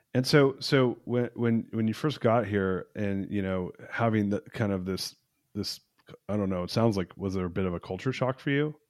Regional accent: United States; I'm an American. I was born in America, but my dad's Persian

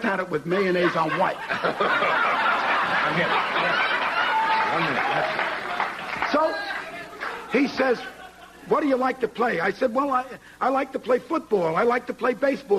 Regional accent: Brooklyn, New York, United States; I grew up in Brooklyn.

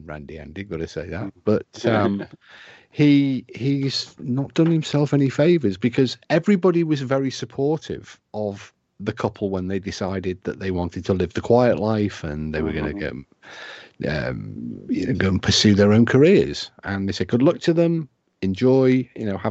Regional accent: United Kingdom; accent: British; my British accent

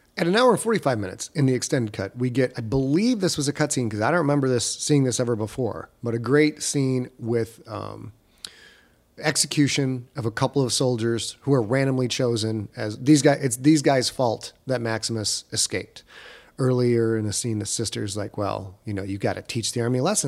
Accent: United States; an American dude

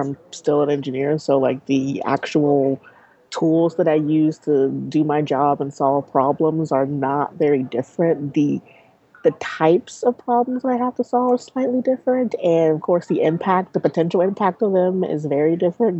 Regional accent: Kansas, United States; moved away as an adult; also born or lived in Syracuse; now in Dallas, United States; I'm originally from Kansas

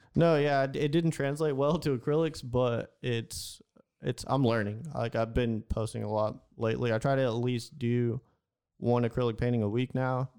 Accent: Houston, Texas, United States; I'm from Houston

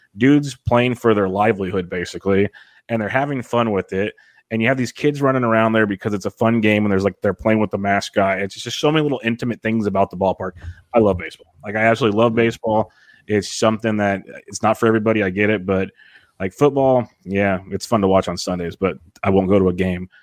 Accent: Woodland, California, United States; now in King City, United States; I'm from Woodland, little farm area.

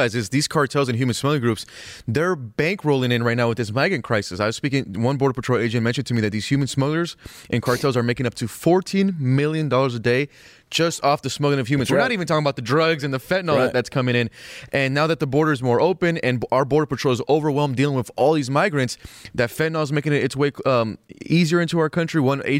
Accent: Palmdale, California, United States; my hometown up there in Palmdale.

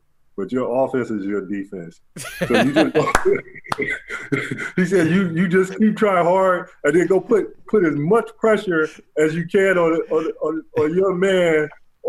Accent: Atlanta, Georgia, United States; moved away; I'm from Atlanta

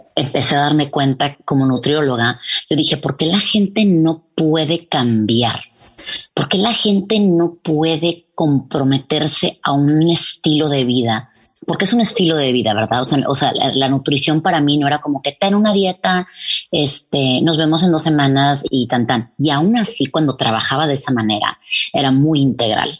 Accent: Mexico; now in Texas, United States; todos somos mexicanos y nos gusta hablar de dónde venimos

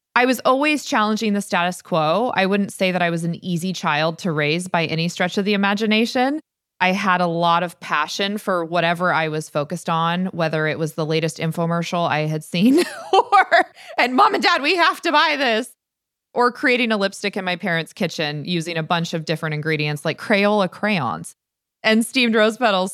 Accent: Stanwood, Washington, United States; growing up in Stanwood was magical. I love the fact that I grew up without cable or internet

